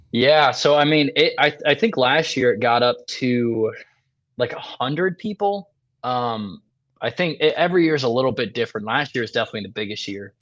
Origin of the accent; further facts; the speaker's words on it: Michigan, United States; now in Iowa, United States; I grew up in Michigan.